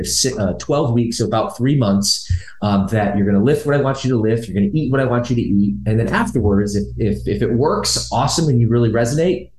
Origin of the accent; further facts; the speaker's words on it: Michigan, United States; moved away as an adult; also born or lived in Los Angeles; I spent the latter half of my childhood there, and the state of Michigan, where my mom's from.